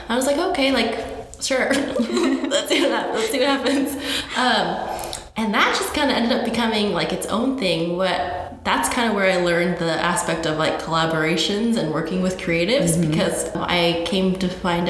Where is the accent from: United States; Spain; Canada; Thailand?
United States; New Mexico; I grew up in New Mexico